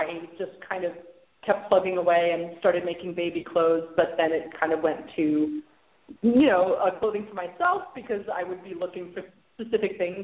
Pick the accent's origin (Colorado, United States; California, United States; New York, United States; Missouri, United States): New York, United States; moved away as an adult; I was born in New York, and I lived there until I was 23.